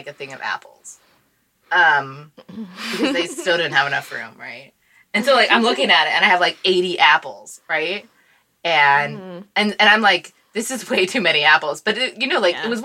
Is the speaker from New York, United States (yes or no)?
no; Washington, United States; moved away; I'm from Washington State